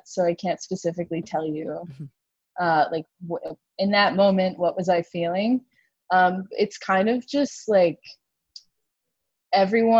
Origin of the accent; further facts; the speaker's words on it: Garden City, New York, United States; I'm from a part of Nassau County called Garden City